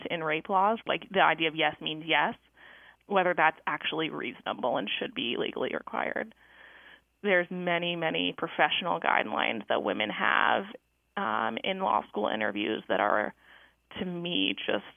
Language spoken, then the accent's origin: English; Durham, North Carolina, United States; moved away as an adult; also born or lived in Michigan; I grew up in Durham, North Carolina, at a Quaker school, and I attended the Carolina Friends School